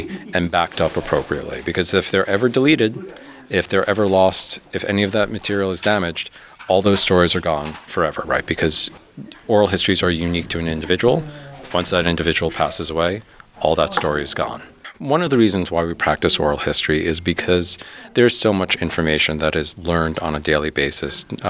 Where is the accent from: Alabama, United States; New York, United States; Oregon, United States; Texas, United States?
New York, United States; New York City; also born or lived in Ithaca, New York; now in Philadelphia, United States; I'm originally from New York City